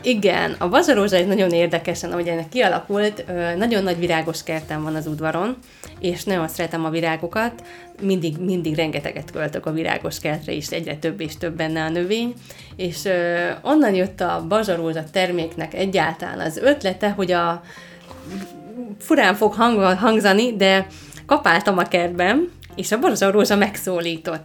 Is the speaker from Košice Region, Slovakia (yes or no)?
no; Dunajská Streda, Trnava Region, Slovakia; Én ott is születtem